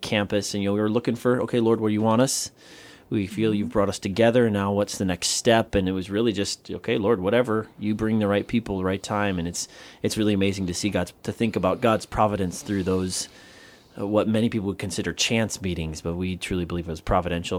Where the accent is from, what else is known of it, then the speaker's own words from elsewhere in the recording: Southern Wisconsin, United States; moved away as an adult; now in Guam; I'm from Southern Wisconsin